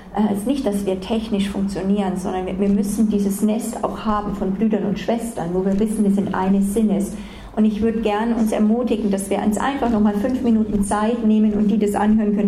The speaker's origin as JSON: {"language": "German", "country": "Germany", "said": "wir manchmal als Deutsche"}